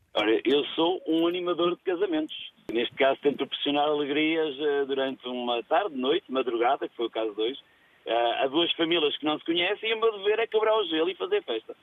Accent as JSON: {"language": "Portuguese", "town": "Felgueiras", "region": "Norte", "country": "Portugal", "said": "sou da zona da Lixa, Felgueiras"}